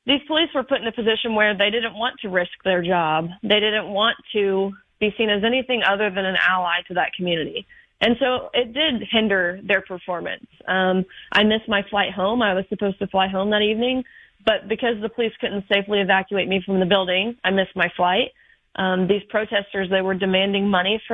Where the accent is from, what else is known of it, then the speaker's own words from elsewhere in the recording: Nashville area, Tennessee, United States; I am from the Nashville area, not too far from you